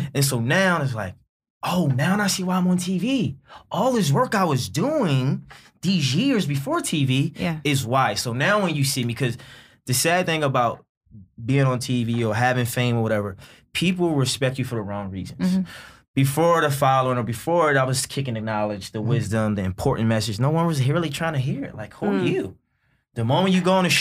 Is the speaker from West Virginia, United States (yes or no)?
no; Baltimore, Maryland, United States; growing up in Baltimore